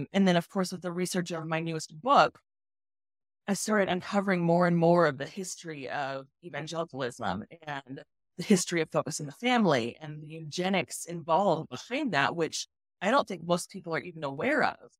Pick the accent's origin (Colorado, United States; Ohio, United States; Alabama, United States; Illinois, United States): Colorado, United States; Colorado Springs; So, I grew up in Colorado Springs, which is, like, the, you know, epicenter of all the evangelical ministries